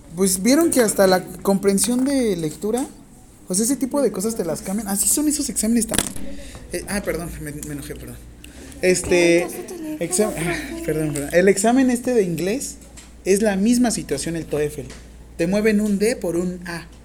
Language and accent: Spanish; Mexico; ¿Cuántos millones de mexicanos somos?